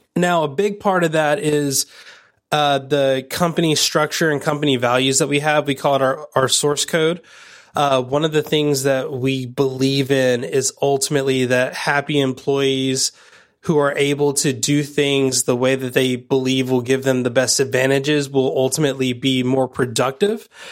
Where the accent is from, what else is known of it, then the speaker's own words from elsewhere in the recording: United States; growing up in America